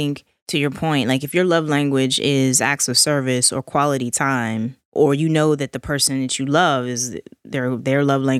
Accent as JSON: {"language": "English", "country": "United States", "said": "You realize I'm an American."}